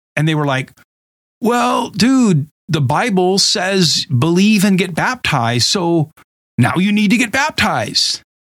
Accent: Huntington Beach, California, United States; I grew up in Southern California, mostly in a place called Huntington Beach

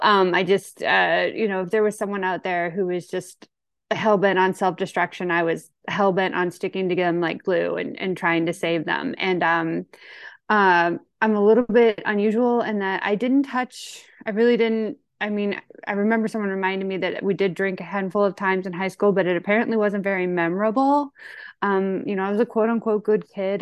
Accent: St. Louis, Missouri, United States; I'm from Saint Louis, Missouri. I'm kind of your typical county woman

